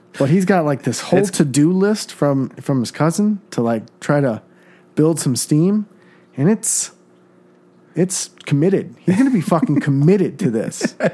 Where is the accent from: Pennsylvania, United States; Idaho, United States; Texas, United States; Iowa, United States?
Iowa, United States; I was born in Iowa.